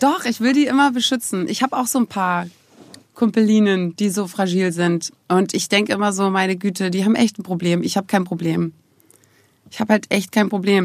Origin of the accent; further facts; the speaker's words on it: Germany; Ich bin ja aus der DDR